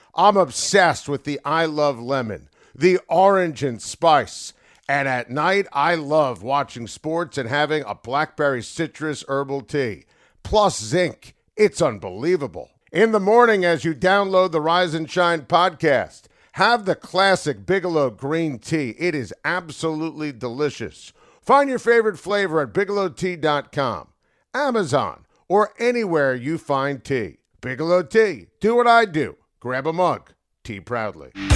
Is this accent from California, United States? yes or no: no; Rockland County, New York, United States; I grew up in Rockland County